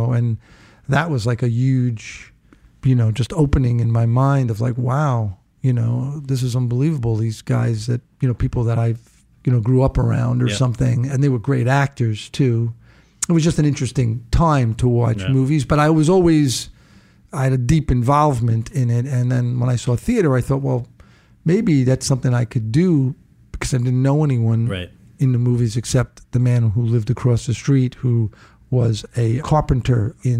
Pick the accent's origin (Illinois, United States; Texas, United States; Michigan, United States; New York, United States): New York, United States; New York City; born or raised there; also born or lived in Brooklyn, New York / Rosedale, Queens